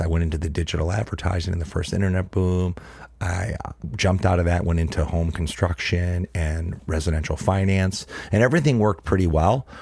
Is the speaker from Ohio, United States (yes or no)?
yes; Cleveland, Ohio, United States; Born and raised in Cleveland, Ohio, was raised in my dad's little grocery store